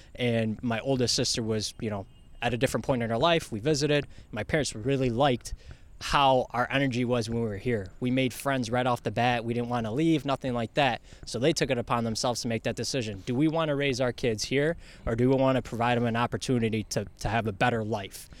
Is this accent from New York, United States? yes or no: yes; New York City, New York, United States; now in Rochester, United States; I'm from Bronx. It's the Bronx, you know.